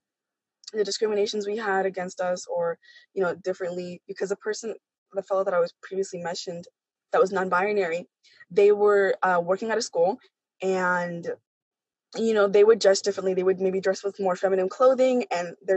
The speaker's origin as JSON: {"language": "English", "country": "Kenya", "said": "I'm from Kenya"}